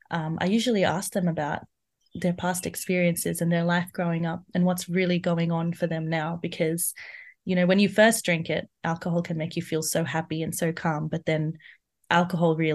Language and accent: English; India; So I'm Indian, and from there, I realized that so many women, they're going through domestic violence